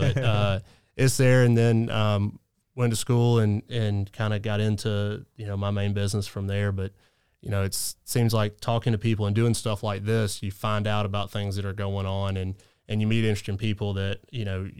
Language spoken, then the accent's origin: English; Augusta, Georgia, United States; we're from Augusta. We kind of claim it nationally anyway.